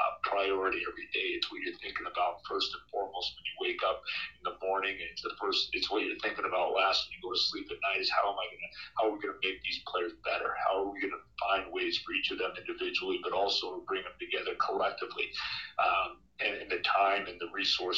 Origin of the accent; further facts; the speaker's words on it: Boston, Massachusetts, United States; I'm from the Boston area